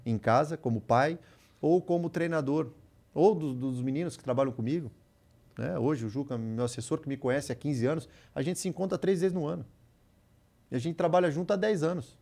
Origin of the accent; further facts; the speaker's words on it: Iracemápolis, São Paulo, Brazil; moved away; also born or lived in Santos / Rio de Janeiro / Ukraine / England; Saí lá de Iracemápolis